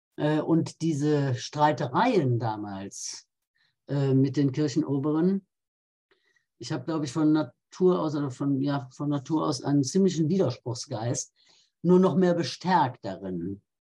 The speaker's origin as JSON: {"language": "German", "region": "Rhineland", "country": "Germany", "said": "Jetzt komme ich aus dem Rheinland, da ist man ja anders katholisch als anderswo"}